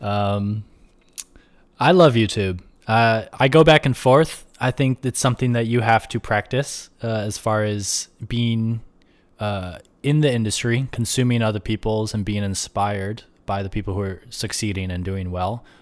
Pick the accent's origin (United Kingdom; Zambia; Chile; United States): United States; Rochester, New York; moved away as an adult; also born or lived in Buffalo / Brooklyn, New York City; now in New York City, United States; I grew up in Rochester upstate